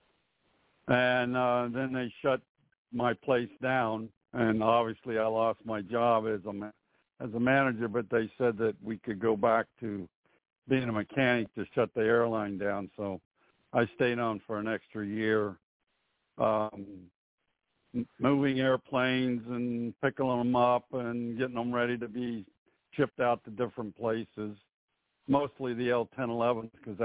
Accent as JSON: {"language": "English", "town": "Miami", "region": "Florida", "country": "United States", "tie": "born or raised there", "said": "I was born and raised in Miami"}